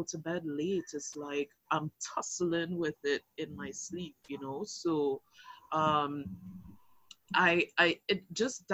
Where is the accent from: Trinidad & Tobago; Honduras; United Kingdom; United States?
Trinidad & Tobago; Arima; also born or lived in Anguilla (ancestry); I'm from Arima, so east in the house